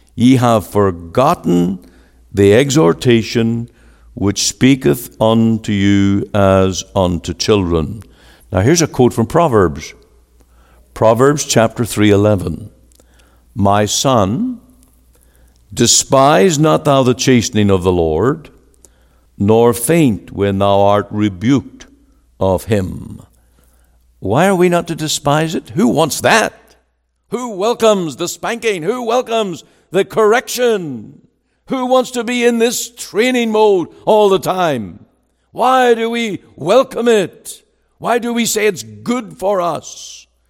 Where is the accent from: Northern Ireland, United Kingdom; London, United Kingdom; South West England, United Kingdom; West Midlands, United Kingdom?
Northern Ireland, United Kingdom; moved away as an adult; now in Surrey, Canada; I was born in Northern Ireland.